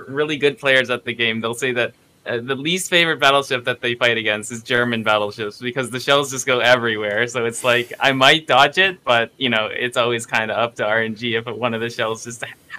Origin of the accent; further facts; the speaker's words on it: Ontario, Canada; So, I am from up in the north, the top head of America in Canada.